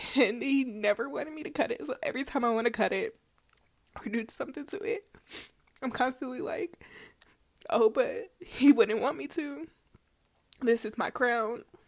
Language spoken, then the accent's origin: English; Denver, Colorado, United States; I am from Mombello, which if you live in Colorado, you know where it is. If you're not, it's Denver, but in a different area.